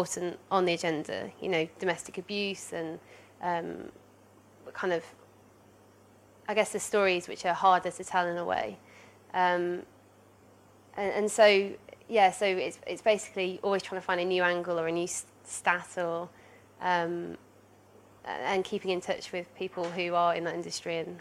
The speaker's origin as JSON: {"language": "English", "region": "Midlands", "country": "United Kingdom", "said": "I am from Middle England. I'm from the Midlands"}